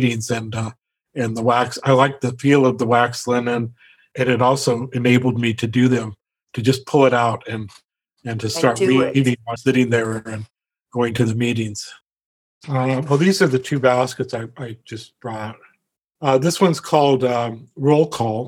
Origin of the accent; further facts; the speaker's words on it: Omak, Washington, United States; When I grew up in Omak